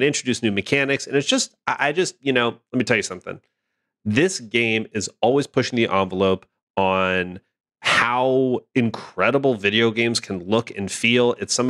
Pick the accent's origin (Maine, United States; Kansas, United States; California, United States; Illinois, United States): California, United States; Los Angeles; The Forbidden West expansion, The Burning Shores, is set in my hometown of Los Angeles.